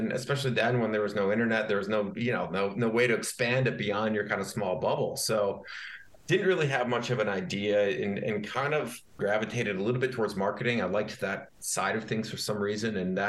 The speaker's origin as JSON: {"language": "English", "region": "Michigan", "country": "United States", "tie": "born or raised there", "said": "I grew up in Michigan and I went to Michigan State University"}